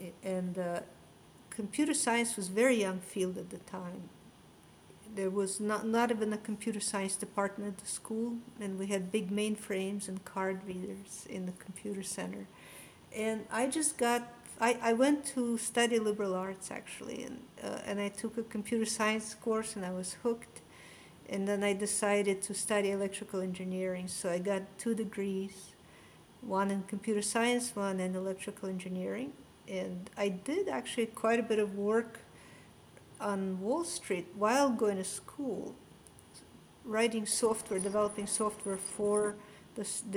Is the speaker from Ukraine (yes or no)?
yes; Odesa, Odesa Oblast, Ukraine; accent: Russian; English is a second language; also born or lived in Israel / New York, United States; now in Boston, United States; My accent is Russian. I was born and grew up in Odessa, Ukraine